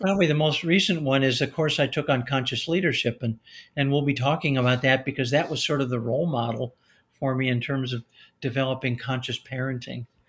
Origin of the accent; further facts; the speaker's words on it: Chicago, Illinois, United States; I grew up in Chicago, Illinois, in that area